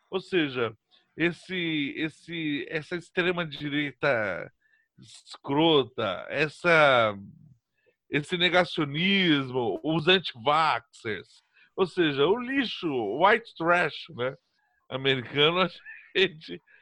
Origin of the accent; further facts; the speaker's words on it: Brazil; eu sou brasileiro